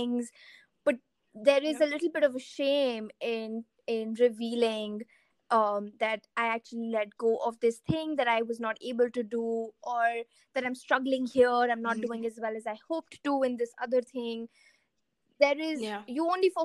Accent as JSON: {"language": "English", "country": "India", "moved": "yes", "said": "my identity as an Indian"}